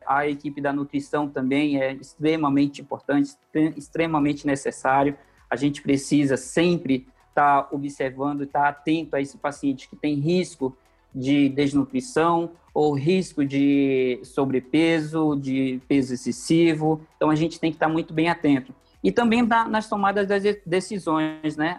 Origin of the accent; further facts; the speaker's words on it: Manaus, Amazonas, Brazil; moved away as an adult; now in São Paulo, Brazil; eu sou manauara, sou lá do Amazonas, nascido e criado na cidade de Manaus.